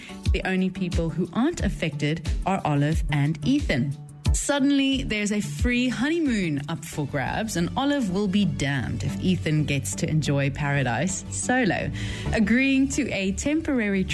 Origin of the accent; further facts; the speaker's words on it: South Africa; moved away; I am originally from South Africa, and very proudly so